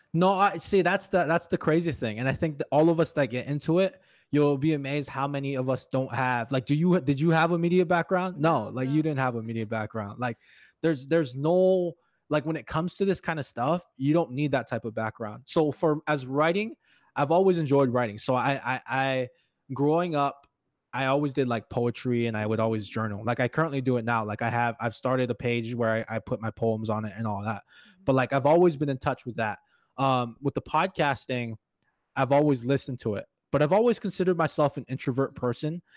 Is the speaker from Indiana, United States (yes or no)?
no; Hawaii, United States; moved away as an adult; now in Crookston, United States; I'm actually originally from Hawaii, and now I live in Crookston, Minnesota, about six years now.